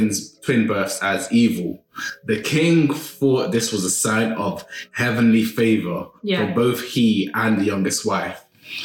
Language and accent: English; Yorubaland, Nigeria; As a Nigerian Yoruba